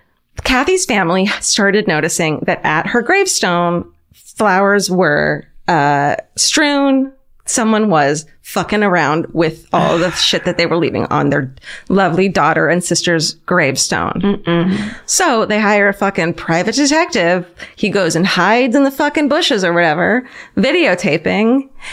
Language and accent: English; Orange County, California, United States; I'm from Orange County, which is suburbia